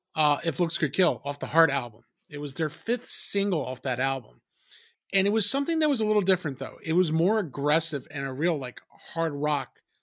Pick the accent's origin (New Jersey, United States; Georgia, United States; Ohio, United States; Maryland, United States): New Jersey, United States; we're two from Jersey